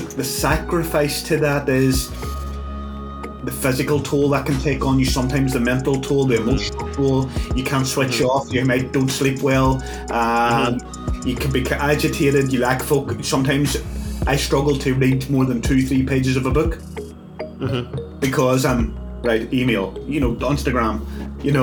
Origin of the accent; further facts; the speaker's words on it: Northern Ireland, United Kingdom; I'm from Northern Ireland